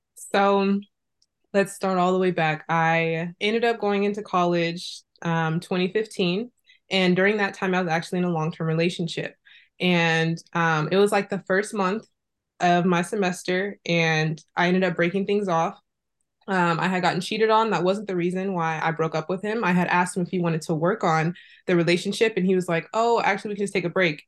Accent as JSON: {"language": "English", "town": "Fresno", "region": "California", "country": "United States", "tie": "born or raised there", "also_born_or_lived": "Irvine", "moved": "as an adult", "said": "I was growing up in Fresno"}